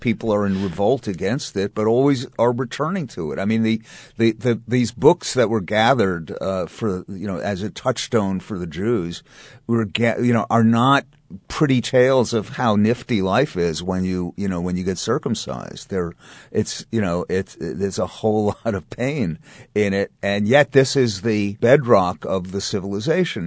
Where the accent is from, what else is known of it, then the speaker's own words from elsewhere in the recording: New York, United States; as a Jew, or as, specifically as a New York Jew